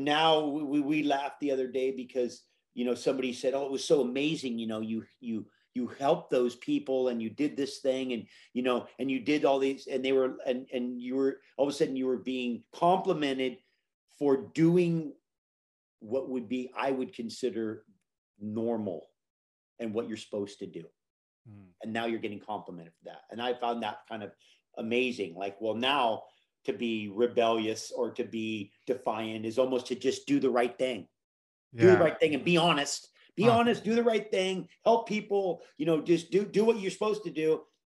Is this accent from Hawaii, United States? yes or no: yes; Hawaii, United States; my mom took me to Hawaii as a child, and that I grew up in Hawaii